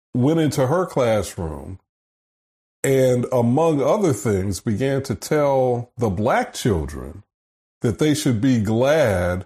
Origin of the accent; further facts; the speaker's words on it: the North, United States; moved away; also born or lived in the South; I grew up in the North. Mm-hmm. I've lived in the South, you know, for 39 years now.